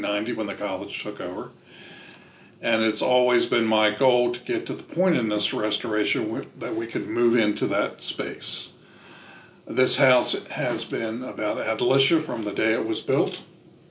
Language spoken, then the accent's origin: English; Maryland, United States; moved away as an adult; also born or lived in Middle Tennessee; now in Nashville, United States; I'm from Maryland and we lived there most of our lives and then came back here